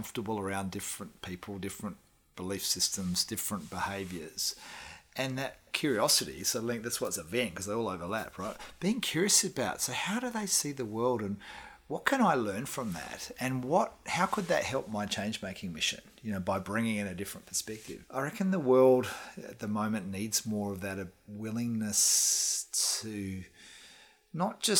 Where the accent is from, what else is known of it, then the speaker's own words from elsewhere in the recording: Australia; moved away as an adult; also born or lived in Perth; now in New Zealand; as an Australian moving to New Zealand